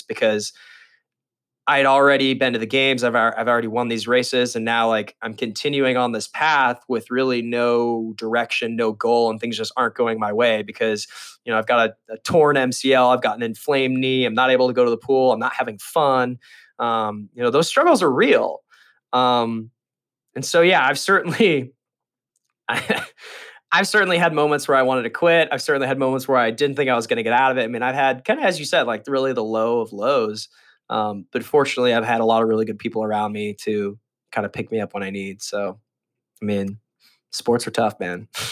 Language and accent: English; Las Vegas, Nevada, United States; I grew up in Las Vegas, uh, swimming for the Sandpipers